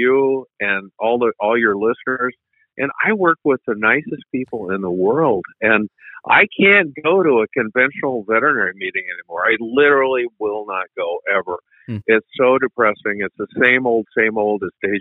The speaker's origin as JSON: {"language": "English", "country": "United States", "said": "we Americans"}